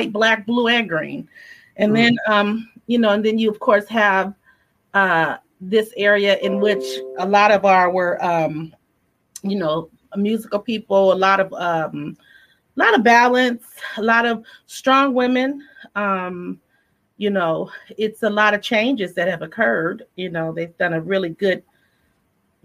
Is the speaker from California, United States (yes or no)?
yes; the Bay Area, California, United States; born or raised there